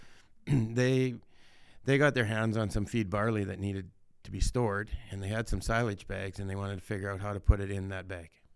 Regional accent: Saskatchewan, Canada; born or raised there

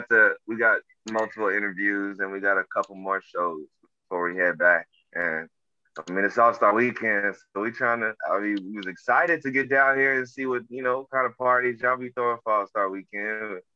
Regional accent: Oklahoma, United States

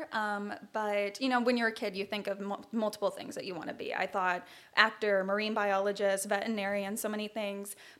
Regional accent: Rancho Cucamonga, California, United States; I am from Rancho Cucamonga, California

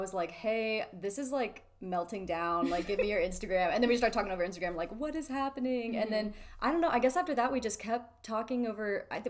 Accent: Dallas–Fort Worth area, Texas, United States; I'm 20. I am from Texas, the DFW area, born and raised here. I go to school here in Texas.

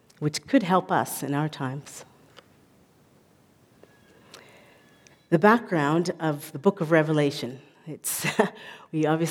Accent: Calgary, Alberta, Canada; moved away as an adult; now in Cape Town, South Africa; I am Canadian, and I was brought up primarily here in Calgary

